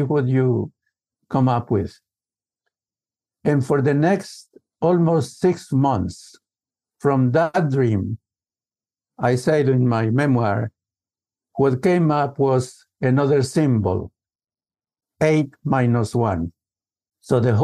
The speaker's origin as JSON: {"language": "English", "region": "the Andes of Colombia", "country": "Colombia", "tie": "born or raised there", "said": "typical family from the Andes of Colombia. So I grew up in the Andes."}